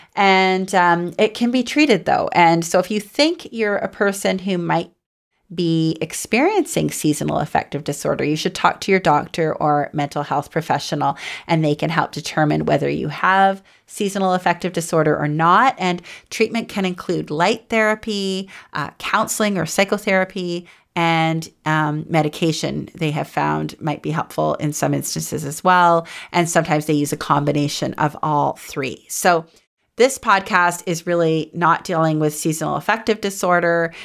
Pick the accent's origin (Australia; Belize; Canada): Canada; Goderich, Ontario; now in Toronto, Canada; I grew up in the Snow Belt in a little town called Goderich, and it was near Lake Huron